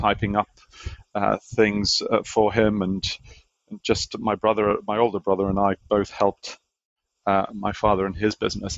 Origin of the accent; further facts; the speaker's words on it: Malta; now in Auckland, New Zealand; I grew up in Malta, a little island in the Mediterranean